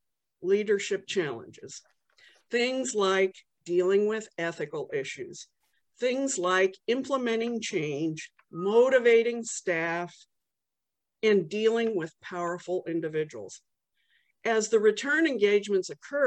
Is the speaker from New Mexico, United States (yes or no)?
yes; Los Alamos, New Mexico, United States; I grew up in Los Alamos, New Mexico, the home of the atom bomb.